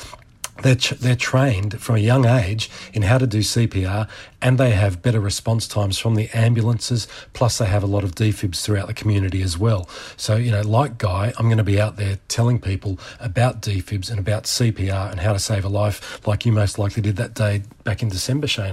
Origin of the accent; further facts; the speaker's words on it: Australia; being an Aussie